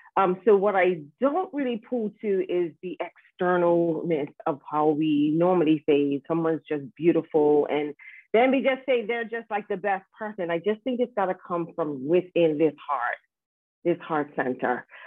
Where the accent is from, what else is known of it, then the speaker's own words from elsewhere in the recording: Bermuda; grow up into this wonderful island where I am connected with family and friends